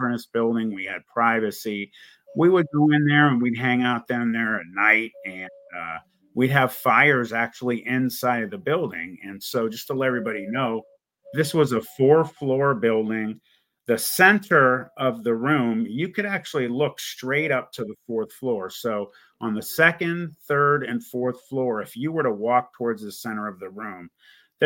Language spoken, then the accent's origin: English; Youngstown, Ohio, United States; I was born in Youngstown, Ohio